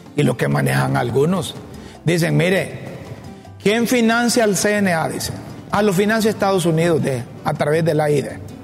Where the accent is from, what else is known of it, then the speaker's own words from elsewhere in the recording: Honduras; como hondureño